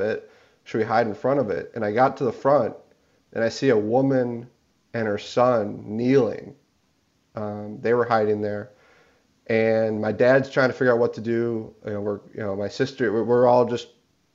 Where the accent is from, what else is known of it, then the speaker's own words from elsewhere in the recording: Highland Park, Illinois, United States; I grew up in Highland Park